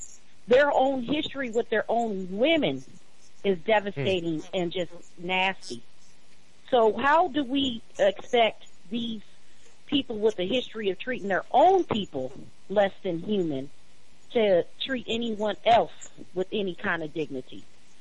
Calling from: Arizona, United States; I'm calling from Arizona.

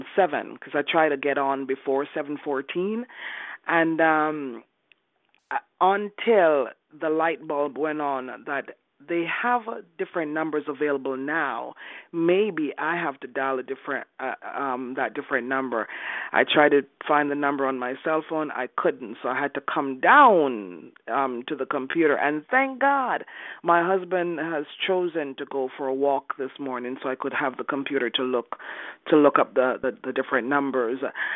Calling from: Canada; I'm calling from Canada?

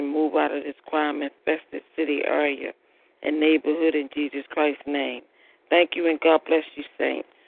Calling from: Baltimore, Maryland, United States; I'm calling from Baltimore, Maryland.

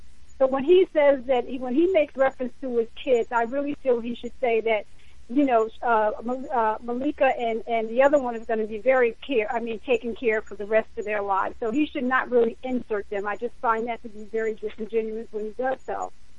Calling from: New Jersey, United States; I'm in New Jersey, and of course, Camden is way, way far from me, but it is in my home state.

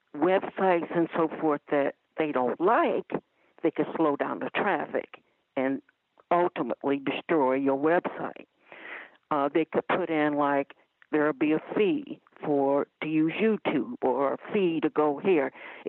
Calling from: Ohio, United States; I'm calling from Ohio.

